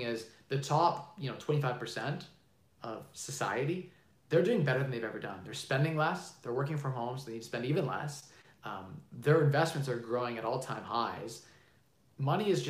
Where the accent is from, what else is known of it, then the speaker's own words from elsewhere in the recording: Canada; I'm Canadian